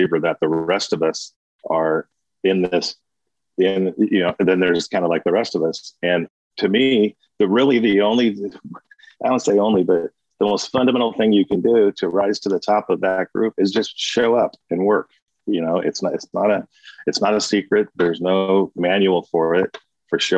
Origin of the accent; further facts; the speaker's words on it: Brawley, California, United States; I was from Brawley originally